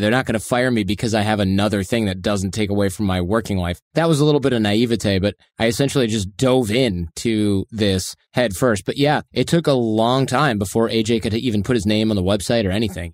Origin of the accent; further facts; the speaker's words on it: Michigan, United States; in the Midwest where I grew up in Michigan